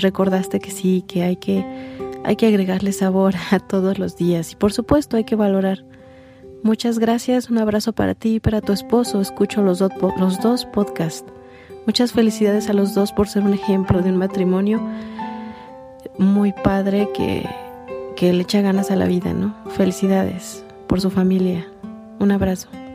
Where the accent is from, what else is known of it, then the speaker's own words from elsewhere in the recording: Venezuela; soy de Venezuela